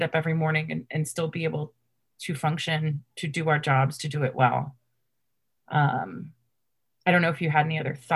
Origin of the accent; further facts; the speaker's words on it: Washington, District of Columbia, United States; growing up in Washington, D.C.